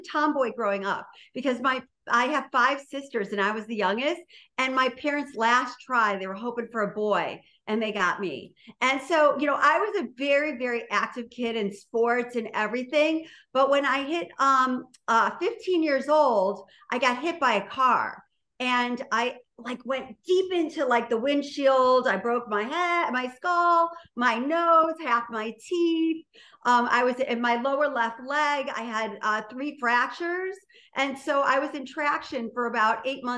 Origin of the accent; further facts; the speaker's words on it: Chagrin Falls, Ohio, United States; moved away as an adult; now in New York, United States; I grew up in a town of 2,500 people. It's a little town outside of Cleveland called Chagrin Falls